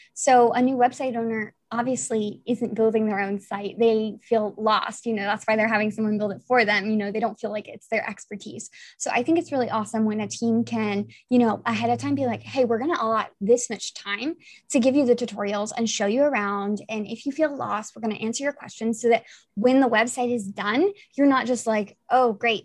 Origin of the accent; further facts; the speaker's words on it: Italy; I'm also from Italy.